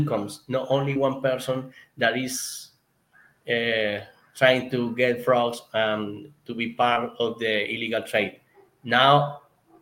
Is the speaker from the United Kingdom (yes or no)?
no; Colombia; English is a second language; my English because it's not my first language here in Colombia